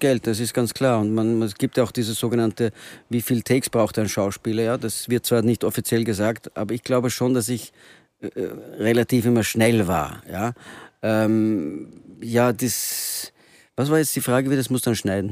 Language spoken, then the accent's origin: German; Antwerp, Flanders, Belgium; now in Vienna, Austria; ich bin zweisprachig ja. aufgewachsen und in Belgien